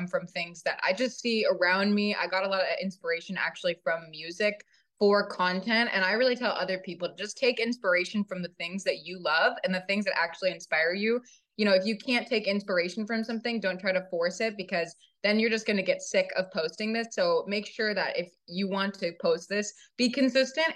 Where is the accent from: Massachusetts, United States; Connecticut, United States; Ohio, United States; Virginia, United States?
Virginia, United States; accent: Virginia, Southern; I grew up in Virginia, and I do catch myself in some moments. I do have a little bit of a, you know, Virginia accent. It's sounding a little more Southern than I would like